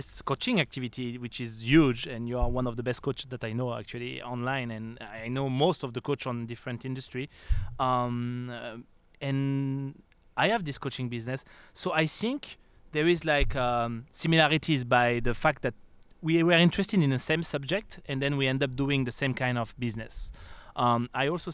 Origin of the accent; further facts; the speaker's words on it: France; accent: French; English is a second language; moved away; also born or lived in the Alps; I'm French, guys, if you didn't notice my accent